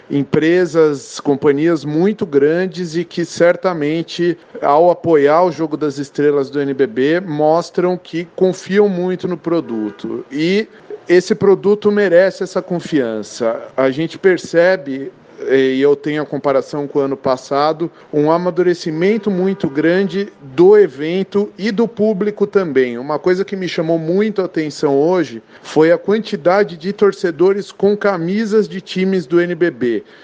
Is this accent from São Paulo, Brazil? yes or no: yes; São Paulo, Brazil; eu sou aqui de São Paulo.